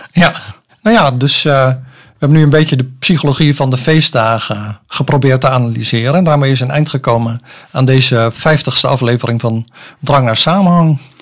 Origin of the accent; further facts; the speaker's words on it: Soest, Utrecht, Netherlands; moved away as an adult; now in Zeist, Netherlands; ik ben opgegroeid in Soest